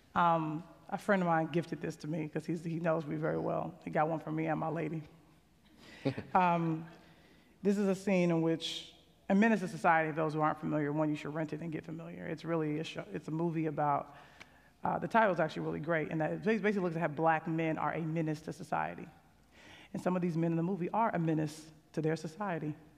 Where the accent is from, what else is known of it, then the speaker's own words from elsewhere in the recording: Chicago, Illinois, United States; And I'm from Chicago. You know, I got a single parent